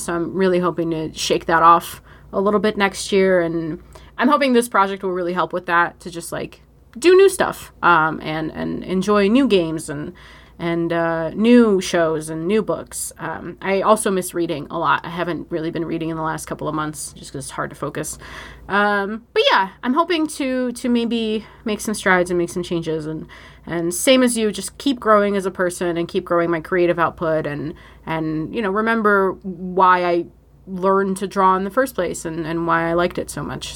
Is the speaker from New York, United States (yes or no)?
yes; Buffalo, New York, United States; here in my hometown of Buffalo, New York